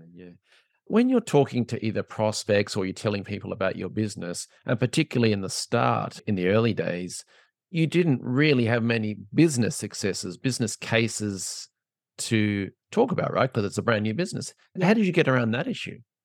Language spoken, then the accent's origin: English; Australia; I'm from Australia